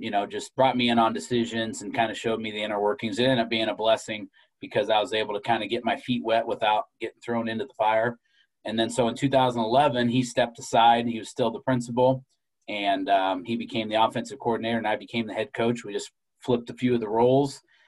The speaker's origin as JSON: {"language": "English", "town": "New Boston", "region": "Illinois", "country": "United States", "said": "Yeah, so I'm from a small town, New Boston, Illinois, in West Central Illinois."}